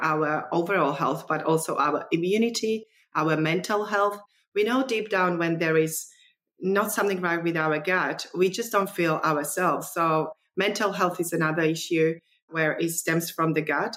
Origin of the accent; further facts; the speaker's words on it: Slovakia; now in Australia; The way that I grew up in Eastern Europe, Czechoslovakia, former Czechoslovakia.